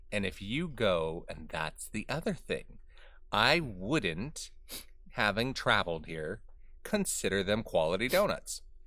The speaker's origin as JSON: {"language": "English", "region": "Southern California", "country": "United States", "tie": "born or raised there", "moved": "yes", "said": "In Southern California, in the, in the little town that I grew up"}